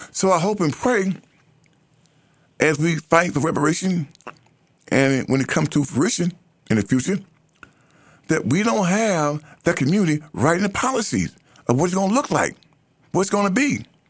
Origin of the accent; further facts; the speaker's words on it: United States; I am an American.